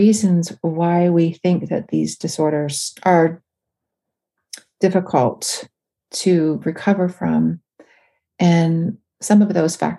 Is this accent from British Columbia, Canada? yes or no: no; Northern Ontario, Canada; my hometown, which was really odd because I lived in Northern Ontario in a small town.